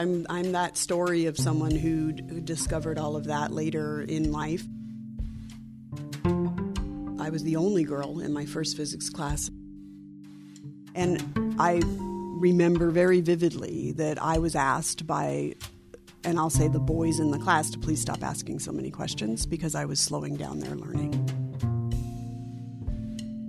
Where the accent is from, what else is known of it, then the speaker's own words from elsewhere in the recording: Alaska, United States; One of the brightest memories I have of growing up in Alaska is just the connection with the outdoors